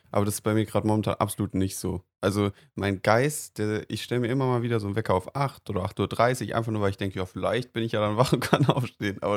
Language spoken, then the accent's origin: German; Mainz, Rhineland-Palatinate, Germany; Weil also ich, ich komme aus Mainz